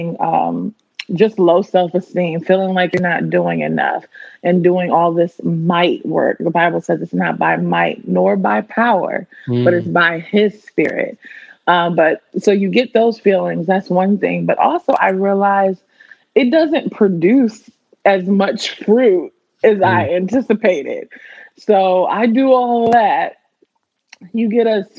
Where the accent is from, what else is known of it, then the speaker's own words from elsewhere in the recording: Washington, District of Columbia, United States; moved away as an adult; now in Los Angeles, United States; I'm born and raised in the Washington, D.C. area